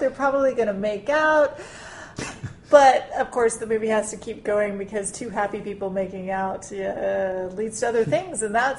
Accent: Southwest Louisiana, United States; we're all from Southwest Louisiana

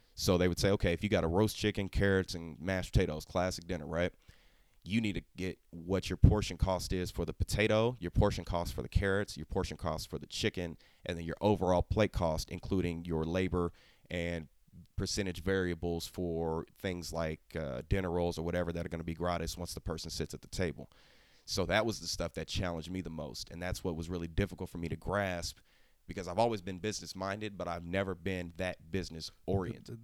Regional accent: Oklahoma, United States; I'm from Oklahoma.

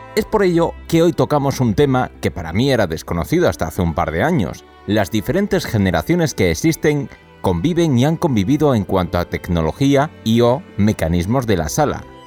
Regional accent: Málaga, Andalusia, Spain; Nosotros somos de Málaga

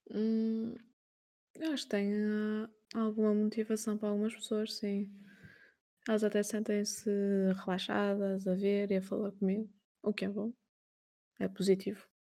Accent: Portugal; Nasci em 93, aqui em Portugal

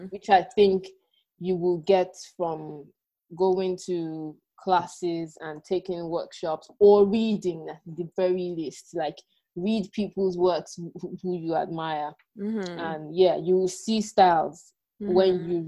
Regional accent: Nigeria; moved away as an adult; also born or lived in Ibadan, Nigeria / Abuja, Nigeria / Ghana; I lived in Abuja, so my growing up was between Ibadan and Abuja.

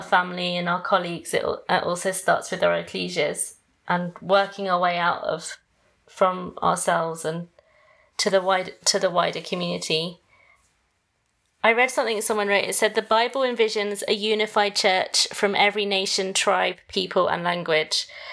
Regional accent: England, United Kingdom; moved away as an adult; now in United States; I'm British too, but I'm half Greek and half Malaysian. But I was born in Britain

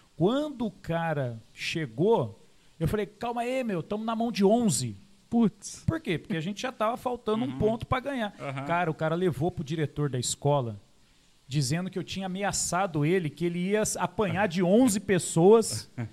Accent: Caçapava, São Paulo, Brazil; also born or lived in São José dos Campos; nasci aqui em São José dos Campos, uhum. né? Aí depois, com uns oito anos, fui Uh, fomos né, para Caçapava

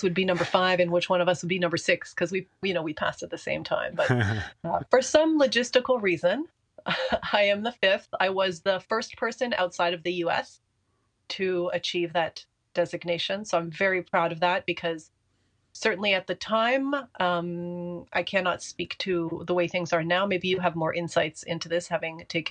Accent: Canada; I am French Canadian, and my father was born in Italy, so I had the extremely good fortune of, you know, being trilingual by the time I was, you know, three or four years old

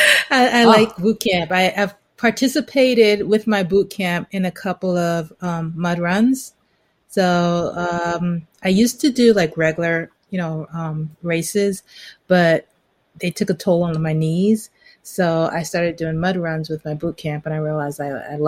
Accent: New York City, New York, United States; also born or lived in Long Island, New York; I grew up in New York, in Brooklyn.

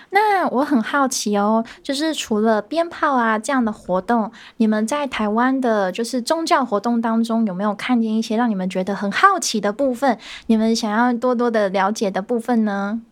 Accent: Vietnam; Chinese is a second language; moved away as an adult; now in Taiwan; 我是来自越南

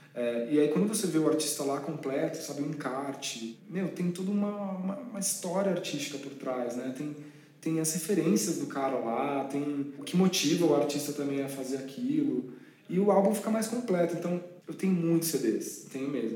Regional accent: São Paulo, Brazil; na minha terrinha

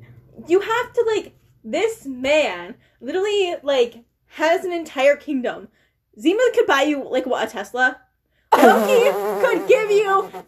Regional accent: Midwest, United States; accent: Midwest; Midwest accent.

